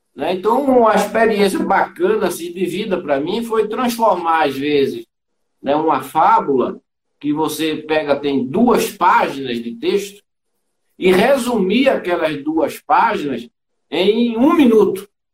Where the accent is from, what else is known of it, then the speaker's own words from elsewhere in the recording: Recife, Pernambuco, Brazil; moved away as an adult; now in São Paulo, Brazil; eu sou de Recife, né? Hum. É, pernambucano. E vim para cá, para São Paulo, em 1983.